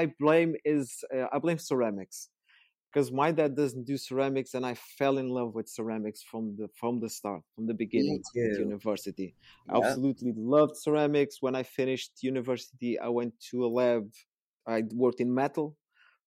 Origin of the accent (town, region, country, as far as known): Portugal; born or raised there; moved away as an adult; now in United Kingdom